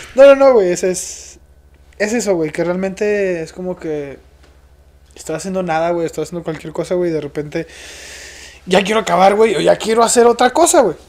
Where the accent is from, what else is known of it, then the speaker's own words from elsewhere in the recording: Mexico; como buen mexicano